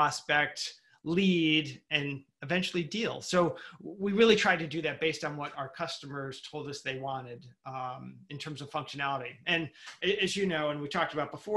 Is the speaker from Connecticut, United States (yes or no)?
yes; Connecticut, United States; I came back to Connecticut, started looking around at what my home state had